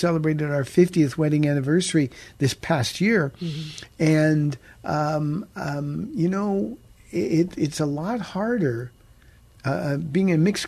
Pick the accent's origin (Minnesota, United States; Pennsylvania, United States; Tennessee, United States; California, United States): California, United States; Pomona; moved away as an adult; now in San Antonio, United States; we've been here almost 28 years, but we came from Southern California. And he said, where? And I said, Pomona.